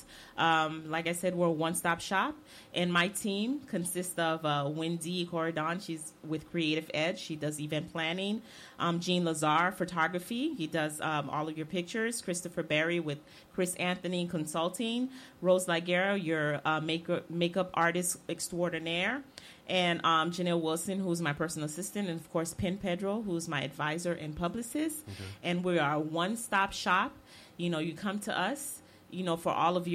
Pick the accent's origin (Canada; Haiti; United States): Haiti; moved away; we're the first Haitians